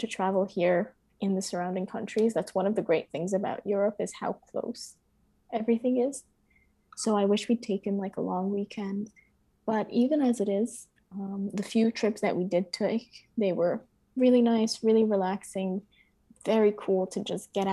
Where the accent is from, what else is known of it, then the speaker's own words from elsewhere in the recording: United States; moved away; as an American studying abroad